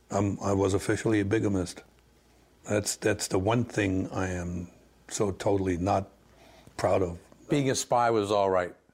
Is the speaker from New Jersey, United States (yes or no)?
yes; Orange, New Jersey, United States; I'm originally from New Jersey. I was born in Orange. Mm-hmm. That's it. American.